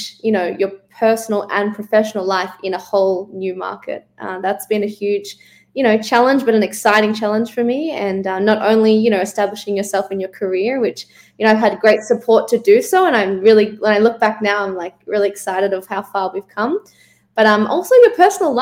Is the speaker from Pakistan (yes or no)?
no; Melbourne, Victoria, Australia; moved away as an adult; now in Los Angeles, United States; I'm from Melbourne, Australia. I've been living in Los Angeles for the last